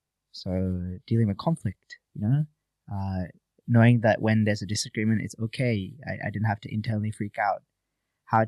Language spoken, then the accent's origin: English; Malaysia; born or raised there; now in Gold Coast, Australia